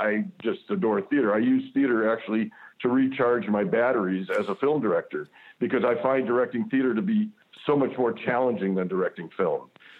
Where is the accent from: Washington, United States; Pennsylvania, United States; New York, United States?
New York, United States; Buffalo; moved away as an adult; now in Toronto, Canada; I grew up in Buffalo, New York, which is really, really a working-class town. It's a blue-collar town.